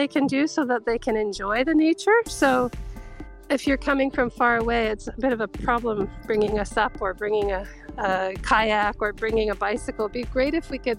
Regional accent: Canada; now in Japan; my hometown in Canada

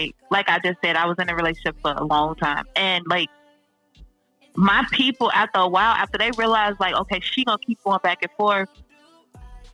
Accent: Chicago, Illinois, United States; moved away; I'm from Chicago

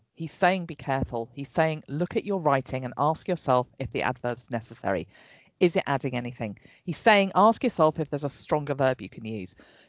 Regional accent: England, United Kingdom; And I'm …, the English one.

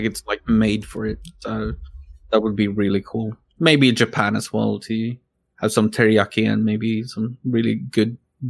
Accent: Stockholm, Stockholm County, Sweden; English is a second language; I'm born and raised in Stockholm, Sweden.

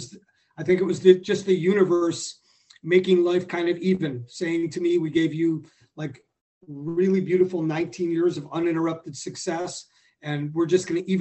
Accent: Skokie, Illinois, United States; I grew up in Skokie

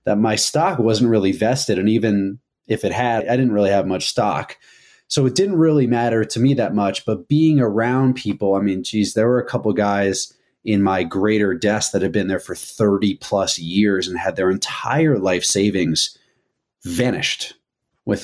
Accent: Westchester County, New York, United States; I grew up in Westchester County, just north of New York City

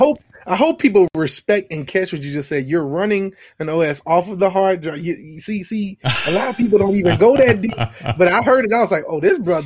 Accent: Baton Rouge, Louisiana, United States; So that's who I am from Baton Rouge, Louisiana.

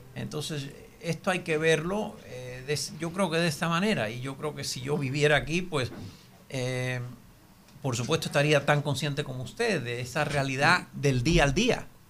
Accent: Cuba; now in United States; Nací, me crié en Cuba y vivo en los Estados Unidos.

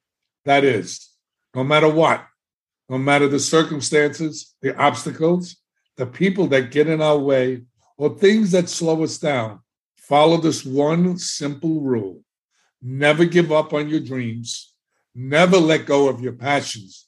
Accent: New York City, New York, United States; moved away as an adult; now in Florida, United States; I was growing up in the South Bronx, in one of the best neighborhoods

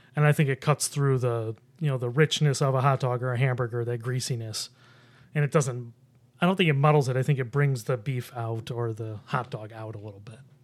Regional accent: Buffalo, New York, United States; now in Rochester, United States; I'm from Buffalo

